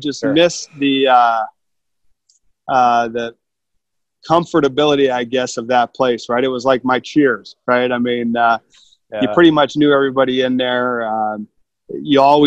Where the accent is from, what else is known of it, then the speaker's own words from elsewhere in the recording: Youngstown, Ohio, United States; now in Columbus, United States; I grew up in Youngstown, which is about halfway between Cleveland and Pittsburgh.